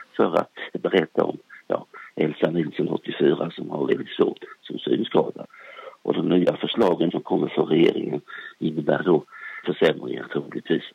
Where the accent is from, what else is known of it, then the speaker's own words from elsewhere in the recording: Småland, Sweden; moved away; jag är gärna uppe i Småland, i min hembygd, där jag är född